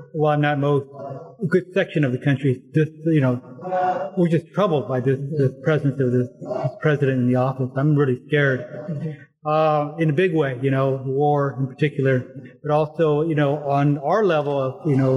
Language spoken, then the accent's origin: English; Fresno, California, United States; moved away; Fresno, my hometown